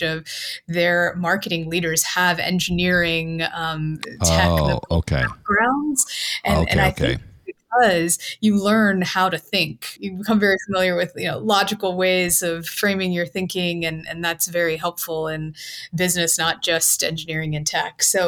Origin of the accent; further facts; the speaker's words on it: Cincinnati, Ohio, United States; I'm from Cincinnati, Ohio. That's where I was living when I was working at GE